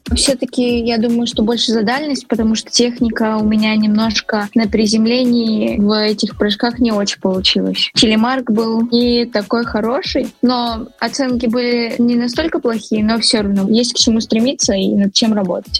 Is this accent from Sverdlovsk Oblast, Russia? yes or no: yes; Nizhny Tagil, Sverdlovsk Oblast, Russia; в родном городе Нижний Тагил